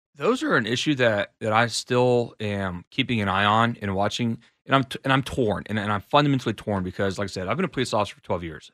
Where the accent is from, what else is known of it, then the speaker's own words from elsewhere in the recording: College Station, Texas, United States; now in Austin, United States; I was raised and grew up out in College Station, Texas.